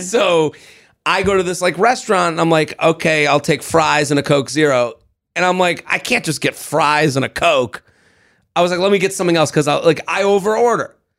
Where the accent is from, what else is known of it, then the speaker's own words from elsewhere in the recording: United States; I'm American in France